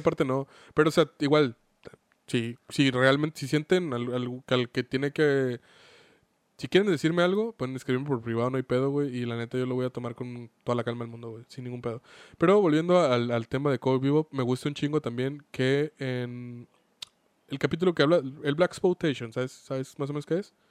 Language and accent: Spanish; Mexico; Como mexicanos